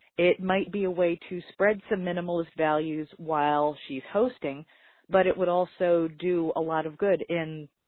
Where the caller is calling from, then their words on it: Philadelphia, Pennsylvania, United States; I'm calling from Philadelphia.